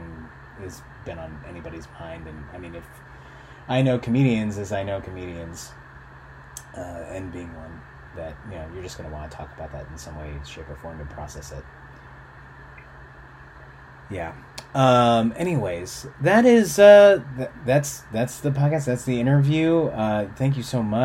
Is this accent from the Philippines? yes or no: yes; Philippines; now in United States; I was born in the Philippines in the late 80s, and that was a terrible place to be.